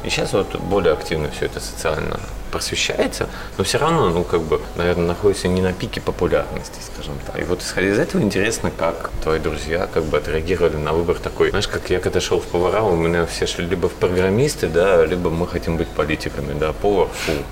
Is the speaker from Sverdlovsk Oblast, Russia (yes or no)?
no; Saint Petersburg, Russia; я из Питера, да, у да, нас, да. да, у нас шаверма, а у вас шаурма в Москве